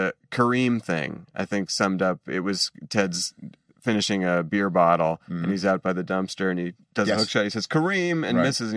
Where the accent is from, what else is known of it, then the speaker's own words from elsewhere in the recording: Boston, Massachusetts, United States; growing up in Boston